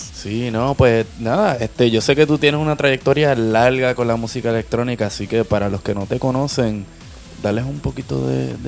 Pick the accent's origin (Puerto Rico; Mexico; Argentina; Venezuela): Puerto Rico; creciendo en Puerto Rico, este, mediados de los 80